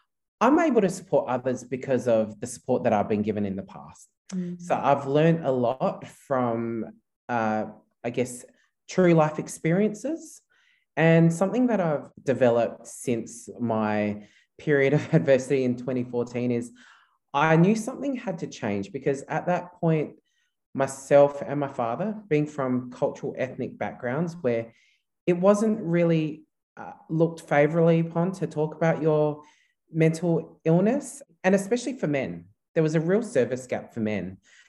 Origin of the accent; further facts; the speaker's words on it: Philippines; English is a second language; Yeah, so being a Filipino, very Roman Catholic culture. So I was brought up a Roman Catholic, and I guess that faith and that belief did help me and my family during that time of my father's mental illness.